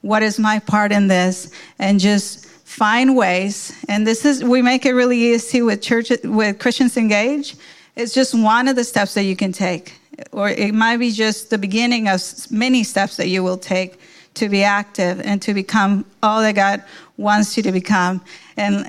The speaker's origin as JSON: {"language": "English", "country": "Mexico", "tie": "born or raised there", "moved": "yes", "lives_now": "United States", "said": "I was born in Mexico"}